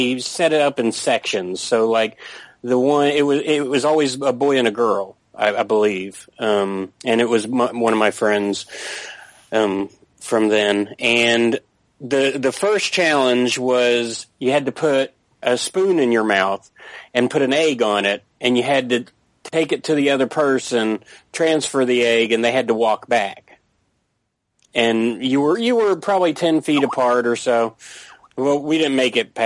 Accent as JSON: {"language": "English", "town": "Tampa", "region": "Florida", "country": "United States", "tie": "born or raised there", "said": "I was raised in Tampa, Florida"}